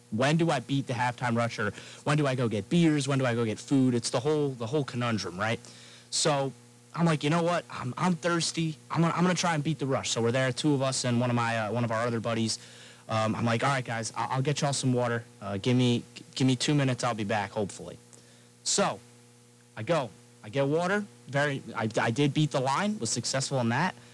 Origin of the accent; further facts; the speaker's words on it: Long Island, New York, United States; from um, you know Long Island, a little okay. cl- close to the city.